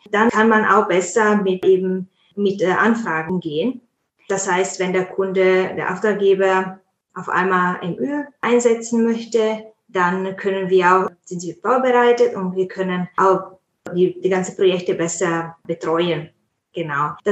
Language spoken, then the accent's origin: German; Italy; now in Munich, Germany; ich komme ursprünglich aus Italien. Ich bin Übersetzerin, Posteditorin und auch ich biete auch Vorbildungen an im Bereich äh, maschinelle Übersetzung Post-Editing. Ich bin ja in, in München ansässig.